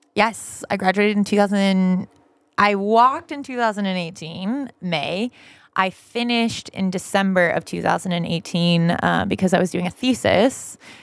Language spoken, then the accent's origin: English; Vacaville, California, United States; I'm originally from Northern California, this little town called Vacaville.